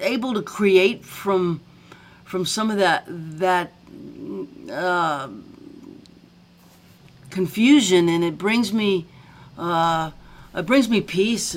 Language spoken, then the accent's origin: English; Baton Rouge, Louisiana, United States; moved away as an adult; also born or lived in New Orleans / Thibodaux; I'm Southern because of being born in New Orleans, raised in Baton Rouge